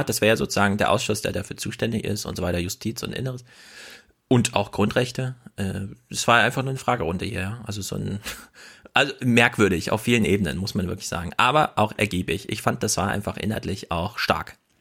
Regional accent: Germany; Bei uns in Deutschland

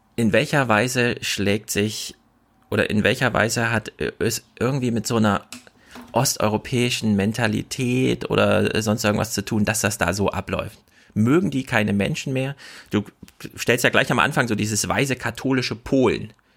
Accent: Germany; Bei uns in Deutschland

